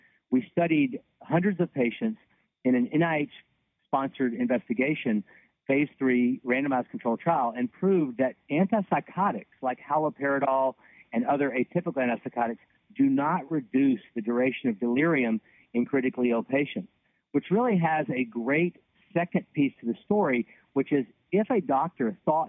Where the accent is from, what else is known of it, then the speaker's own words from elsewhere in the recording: Louisiana, United States; now in Nashville, United States; I grew up in Louisiana, went to medical school at Tulane University